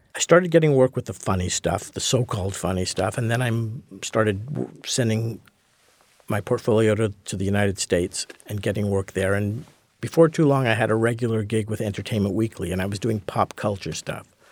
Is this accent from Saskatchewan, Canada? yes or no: no; Montreal, Quebec, Canada; I grew up in Montreal, so I was a hockey fan